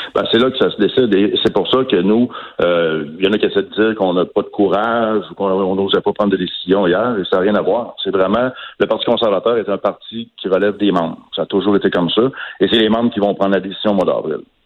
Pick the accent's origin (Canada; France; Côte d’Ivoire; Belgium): Canada; Quebec; chez nous, au Québec